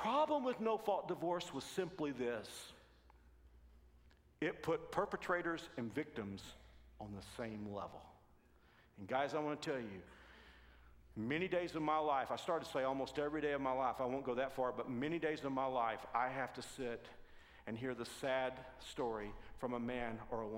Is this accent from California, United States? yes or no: no; Texas, United States; I'm from Texas